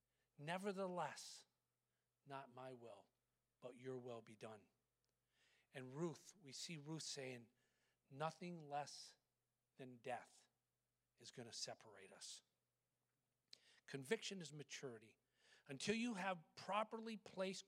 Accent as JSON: {"language": "English", "country": "United States", "said": "as American Christians"}